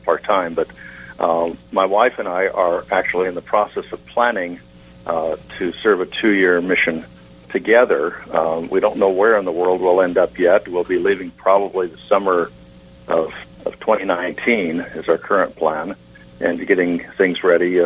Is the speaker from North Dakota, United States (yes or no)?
no; the deserts of California, United States; accent: Westerner; moved away; I grew up in the deserts of California